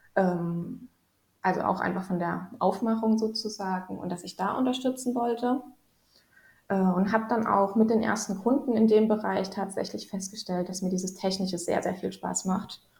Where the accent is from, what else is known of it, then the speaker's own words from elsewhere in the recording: Rhineland-Palatinate, Germany; moved away as an adult; also born or lived in Helsinki, Finland / Djibouti / Dresden, Germany; now in Sweden; ich komme gebürtig aus äh, Rheinland-Pfalz, also aus mhm. der schönen Pfalz sozusagen, mitten aus den Weinbergen